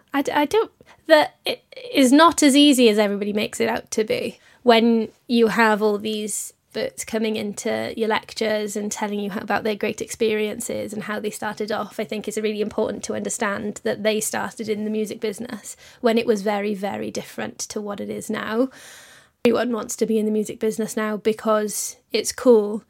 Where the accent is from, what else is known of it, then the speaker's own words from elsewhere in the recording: Wales, United Kingdom; moved away as an adult; also born or lived in London; I'm originally from Wales, and I moved to London, obviously, to come to I C M P